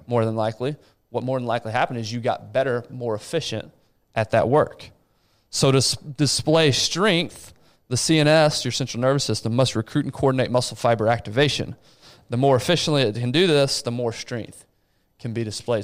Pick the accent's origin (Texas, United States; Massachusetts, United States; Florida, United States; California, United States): Texas, United States; Abilene; moved away; hometown of Abilene